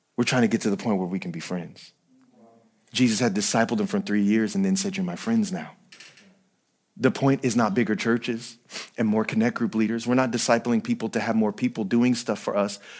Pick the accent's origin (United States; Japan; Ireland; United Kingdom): United States; San Bernardino, California; I'm still from San Bernardino